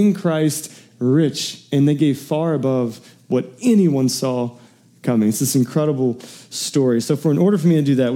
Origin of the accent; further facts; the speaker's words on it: Metropolis, Illinois, United States; I was raised in Metropolis, Illinois, southern tip of Illinois